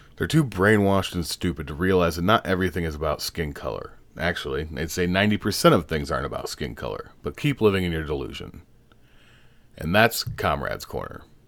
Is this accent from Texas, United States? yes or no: no; Boston, Massachusetts, United States; I'm from Boston.